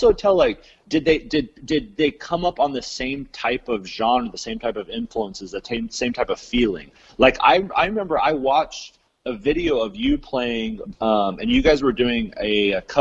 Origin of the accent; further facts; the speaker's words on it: Utah, United States; also born or lived in California; I'm originally out from Utah and California.